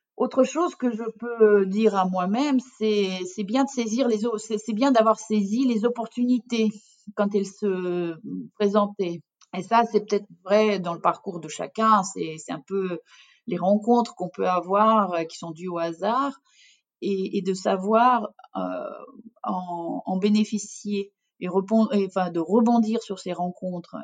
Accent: Russia; French is a second language; moved away as an adult; now in France; Je suis d'origine russe et donc j'ai vécu toute mon enfance en Union soviétique.

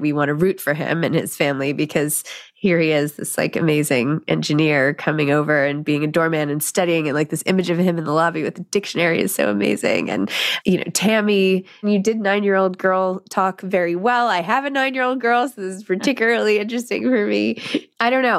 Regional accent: New York City, New York, United States; growing up in New York City

